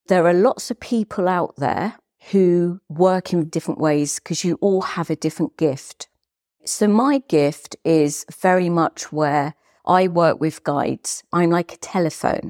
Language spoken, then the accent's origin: English; Hastings, South East England, United Kingdom; I was born in Hastings in East Sussex.